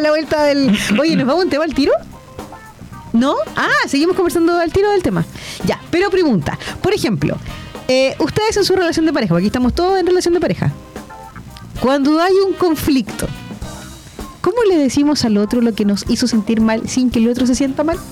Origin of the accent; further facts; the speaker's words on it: Chile; somos los chilenos